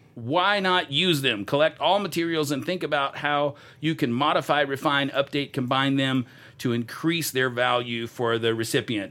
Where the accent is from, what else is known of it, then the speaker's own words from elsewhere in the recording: Texas, United States; I'm from Texas too.